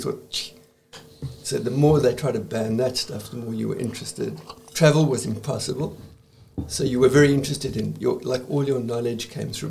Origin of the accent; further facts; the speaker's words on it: South Africa; Well, it was a pretty strange place, as you can imagine. We felt incredibly isolated, always.